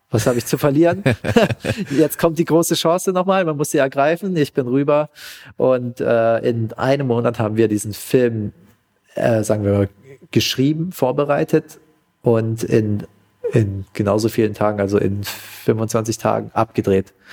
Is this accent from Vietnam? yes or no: yes; Vietnam; now in Germany; Ja, und zwar in, in Vietnam, in mein, in mein Herkunftsland, ja